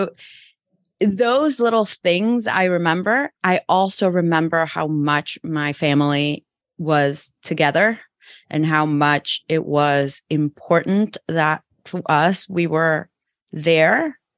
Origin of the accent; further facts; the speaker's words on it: El Salvador; moved away as an adult; also born or lived in Mexico; I'm from El Salvador, was there basically until I went to college.